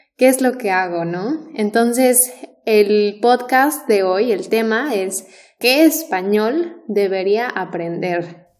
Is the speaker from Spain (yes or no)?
no; Mexico; los mexicanos tenemos la tendencia de pronunciar casi cada letra